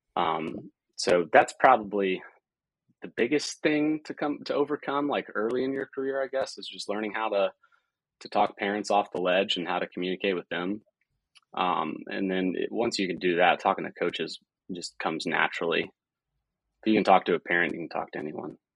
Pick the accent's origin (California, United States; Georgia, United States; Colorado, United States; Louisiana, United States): Georgia, United States; Marietta; I'm originally from Marietta, Georgia, which is just a little bit northwest of Atlanta